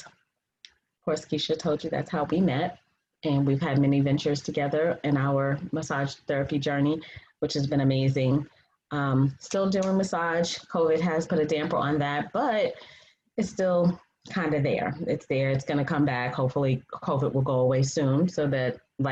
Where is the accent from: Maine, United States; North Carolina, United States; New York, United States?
New York, United States; Freeport; moved away as an adult; now in Atlanta, United States; I'm originally from New York, Long Island, Strong Island, Freeport, 11520